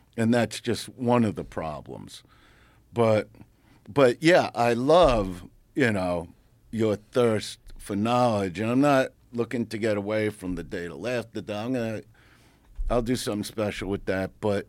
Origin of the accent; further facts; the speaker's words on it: Brooklyn, New York, United States; I'm from Brooklyn.